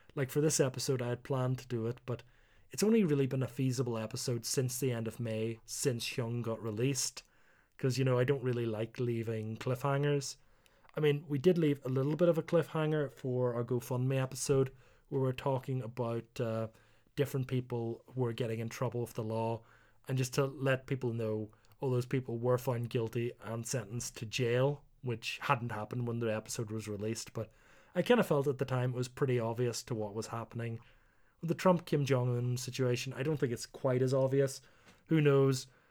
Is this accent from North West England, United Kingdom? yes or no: no; Northern Ireland, United Kingdom; moved away; also born or lived in South Korea; being Northern Irish